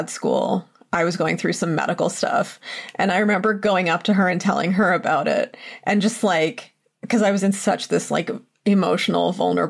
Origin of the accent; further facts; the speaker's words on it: Mount Nittany, Pennsylvania, United States; Mount Nittany, which is the mountain in my hometown.